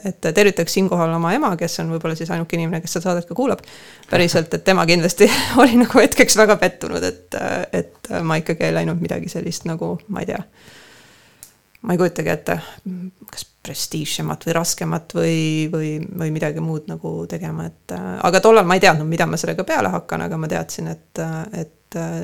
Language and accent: Estonian; Tallinn, Harju County, Estonia; now in Põltsamaa, Estonia; mina ikkagi olen pärit äh, Kassisaba Aguli rajoonist